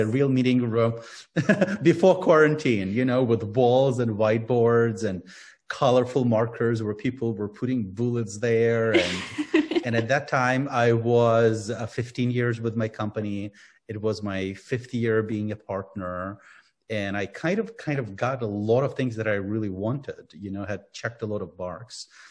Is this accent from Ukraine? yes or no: yes; Ukraine; Yeah, I'm from Ukraine. I was born and grew up in Ukraine.